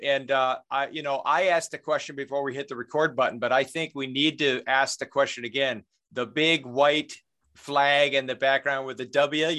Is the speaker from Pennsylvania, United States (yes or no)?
yes; Pittsburgh, Pennsylvania, United States; Being from Pittsburgh